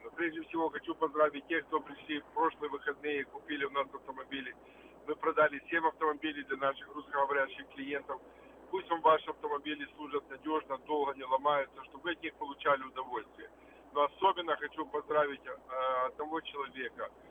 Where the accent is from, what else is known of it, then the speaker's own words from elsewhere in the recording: Ukraine; moved away; я родом с Украины, рядом с Молдавией